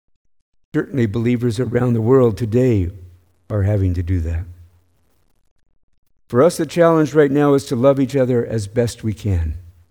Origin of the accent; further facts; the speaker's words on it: the South, United States; I grew up in the American South primarily.